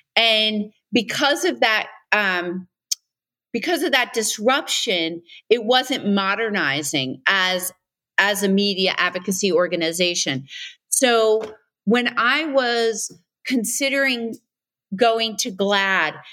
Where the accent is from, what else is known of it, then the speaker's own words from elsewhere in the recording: New York City, New York, United States; I grew up on Staten Island.